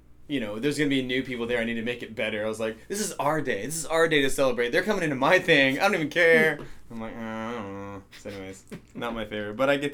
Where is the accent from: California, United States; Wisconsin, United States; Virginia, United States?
Virginia, United States; I'm not from North Carolina. I'm from Virginia